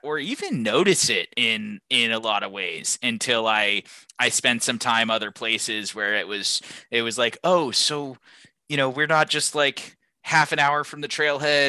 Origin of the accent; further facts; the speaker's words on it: Seattle, Washington, United States; I grew up in the Pacific Northwest in the Seattle area